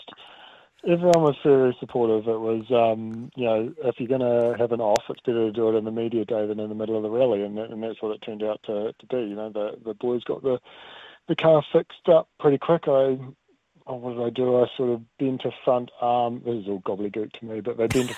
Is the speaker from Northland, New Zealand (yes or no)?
no; Dunedin, Otago, New Zealand; moved away; I'm from Dunedin originally.